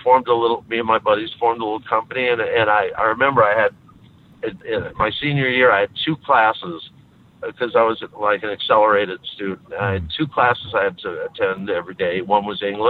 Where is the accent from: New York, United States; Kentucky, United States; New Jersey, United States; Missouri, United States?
New York, United States; New York City; I grew up in Queens